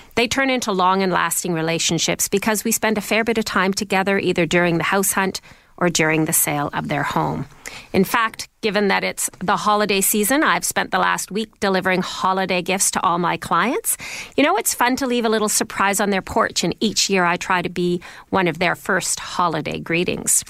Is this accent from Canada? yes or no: yes; Toronto, Ontario, Canada; first language Icelandic; English is a second language; also born or lived in Vancouver; my father soon realized that all the action was in Toronto, so he moved the family here, and I've lived my whole life in this city